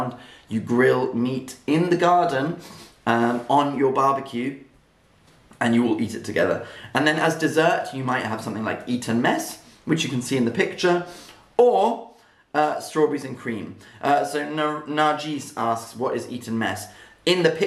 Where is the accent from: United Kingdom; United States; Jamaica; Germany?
United Kingdom; England; I'm English, mostly English